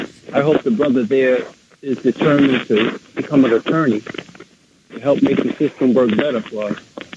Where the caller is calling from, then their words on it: Mount Vernon, New York, United States; I'm calling from Mount Vernon.